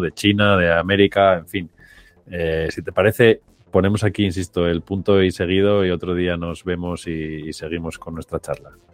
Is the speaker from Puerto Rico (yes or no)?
no; Oviedo, Asturias, Spain; yo soy de Oviedo